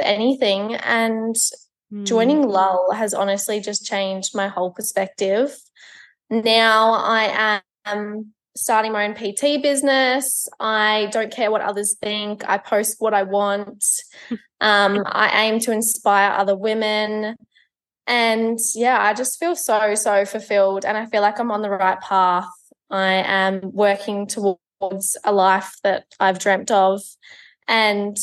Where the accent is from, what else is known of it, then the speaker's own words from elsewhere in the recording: Melbourne, Victoria, Australia; I am 22 years old. I'm from Melbourne.